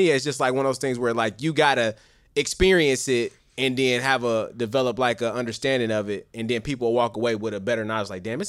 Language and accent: English; Chicago, Illinois, United States; moved away as an adult; now in Indianapolis, United States; I grew up in Chicago, you know what I'm saying? I only been in Indy for about 7 years. So I'm still getting acclimated to the culture of Indy.